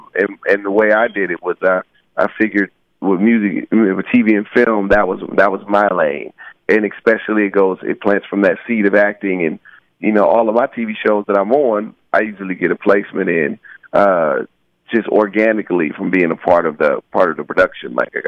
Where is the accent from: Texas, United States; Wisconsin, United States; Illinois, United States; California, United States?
California, United States; Rialto; the name stems from the area that I grew up in Rialto, California. It was mm-hmm. a pretty kind of rough pocket at the time.